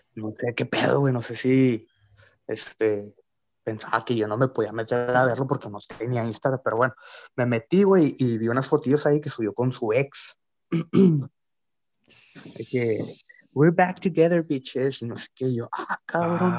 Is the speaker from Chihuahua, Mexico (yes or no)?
yes; Ciudad Juárez, Chihuahua, Mexico; somos de Ciudad Juárez.